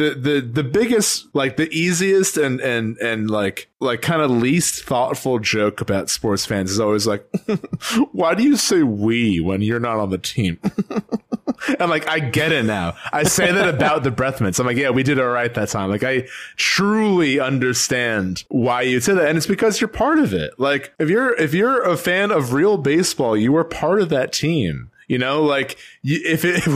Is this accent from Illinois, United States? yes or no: yes; Chicago, Illinois, United States; I'm from Chicago